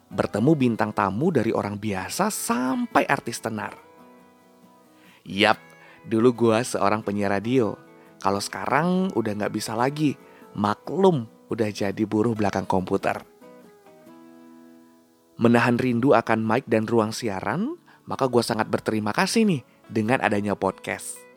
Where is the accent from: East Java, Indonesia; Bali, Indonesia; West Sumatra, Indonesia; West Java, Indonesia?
West Sumatra, Indonesia; Padang; now in Yogyakarta, Indonesia; lahir dan besar di kota Rendang Padang, Sumatera Barat. Sekarang merantau di kota Gudeg, Yogyakarta.